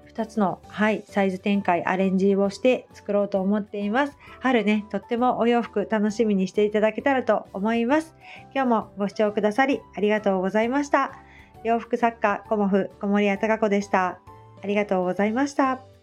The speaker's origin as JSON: {"language": "Japanese", "town": "Hamamatsu", "region": "Shizuoka", "country": "Japan", "also_born_or_lived": "Kita-Kamakura", "moved": "as an adult", "lives_now": "Kamakura, Japan", "said": "浜松から大学2年あの出てきてというか一人暮らしをしてっていうこともあったので"}